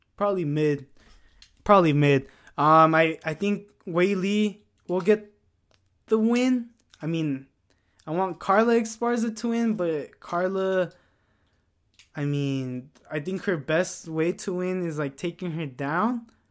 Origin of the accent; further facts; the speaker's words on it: United States; I was born in America, but, like, my roots are Mexican